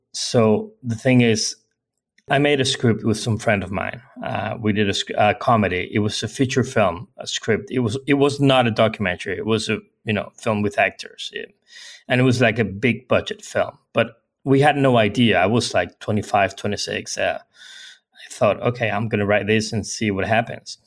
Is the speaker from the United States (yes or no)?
no; Mallorca, Balearic Islands, Spain; English is a second language; I was born in, in Mallorca. Mallorca is an island in the Mediterranean Sea in Spain.